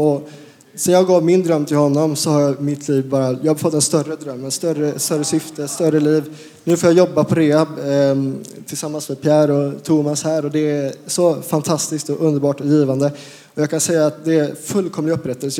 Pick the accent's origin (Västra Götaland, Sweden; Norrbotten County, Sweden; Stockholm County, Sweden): Västra Götaland, Sweden; Uddevalla; moved away; also born or lived in Falköping / Skövde / Lidköping; jag är från Uddevalla från början